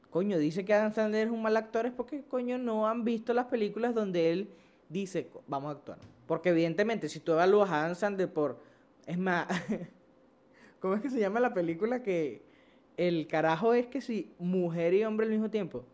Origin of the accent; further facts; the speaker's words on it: Venezuela; aquí en Venezuela